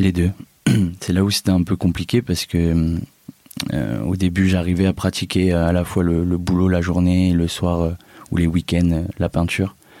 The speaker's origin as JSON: {"language": "French", "town": "Amiens", "region": "Hauts-de-France", "country": "France", "tie": "born or raised there", "moved": "as an adult", "lives_now": "Marseille, France", "said": "c'est là-bas que je suis né, que j'ai fait mes études"}